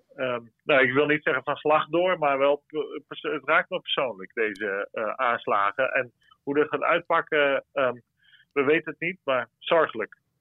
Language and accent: Dutch; Netherlands; voor ons als Nederlanders